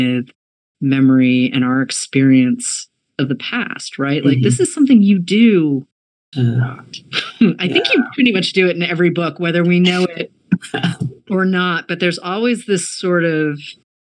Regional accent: New England, United States; the factory settings that come with being a New Englander

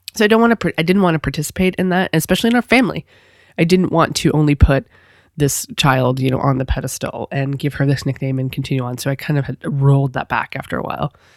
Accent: New England, United States; I'm from New England, but I'm not from that far up.

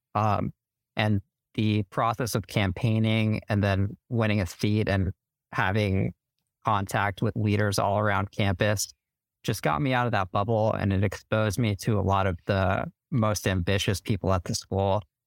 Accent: Denver, Colorado, United States; moved away as an adult; also born or lived in Alabama; now in Washington, D.C., United States; I'm from Denver, Colorado

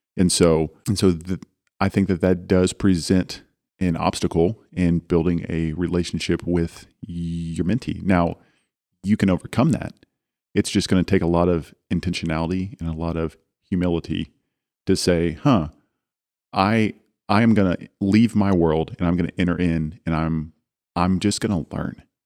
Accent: Dallas, Texas, United States; I come from Dallas

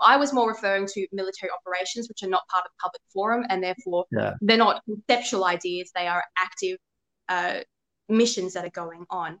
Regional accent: Sydney, New South Wales, Australia; I was born on the North Shore of Sydney. I went to school there in a private school

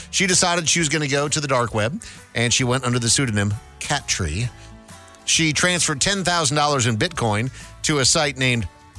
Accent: Brainerd, Minnesota, United States; I grew up in Brainerd, Minnesota, which is a town of 15,000 people in the middle of nowhere, 2 hours north of Minneapolis.

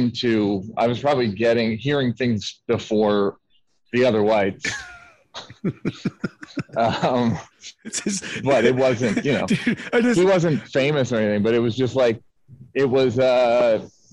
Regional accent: Philadelphia, Pennsylvania, United States; I'm from Philadelphia.

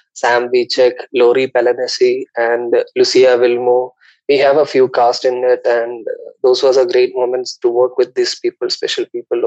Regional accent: India; moved away; also born or lived in Mumbai; I am originally from India. I did my studies in Mumbai

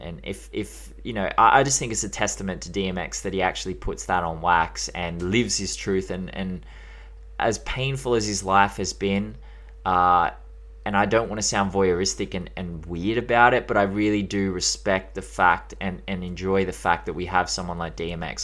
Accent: Australia

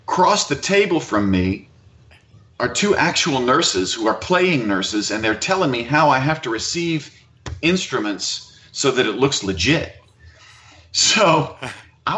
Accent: Mandeville, Louisiana, United States; moved away as an adult; also born or lived in New Orleans / Los Angeles; I'm from Mandeville. I'm a Mandeville kid

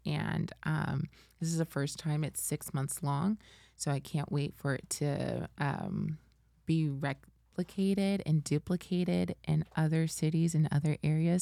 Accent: Fort Lauderdale, Florida, United States; born or raised there; also born or lived in Spain / Texas

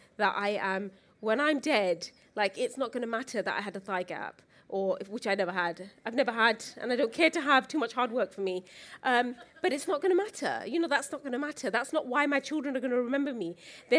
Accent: Luton, East of England, United Kingdom; I grew up in Luton.

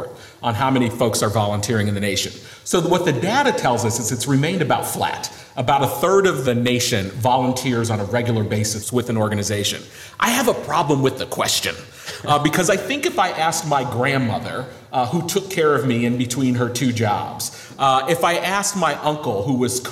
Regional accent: Western Massachusetts, United States; I'm from Western Massachusetts. My parents were both 16 years old when I was born

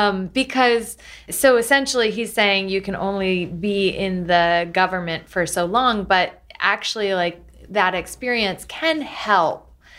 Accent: Galesburg, Illinois, United States; growing up in Galesburg, Illinois, I remember when my dad said, nobody's ever going to order pizza on, you know, the internet

